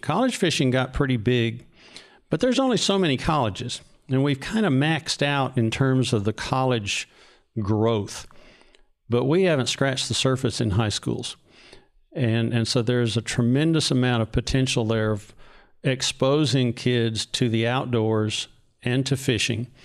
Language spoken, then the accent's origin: English; North Texas, United States; I grew up in North Texas.